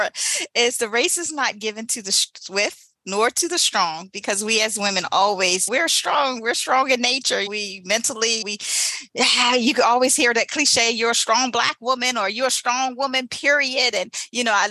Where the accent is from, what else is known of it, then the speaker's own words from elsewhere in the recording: Eastern Shore, Maryland, United States; moved away as an adult; also born or lived in Baltimore, Maryland; I went from the little city that I was in to Baltimore, Maryland, left my hometown, my Eastern Shore